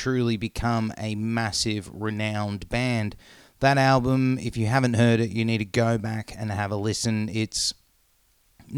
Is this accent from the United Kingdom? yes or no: no; Norway; moved away; when I grew up in Norway